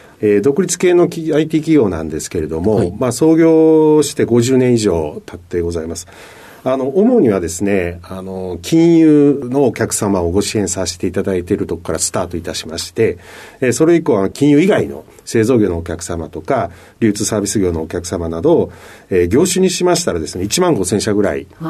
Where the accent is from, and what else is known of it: Sakai, Osaka, Japan; born or raised there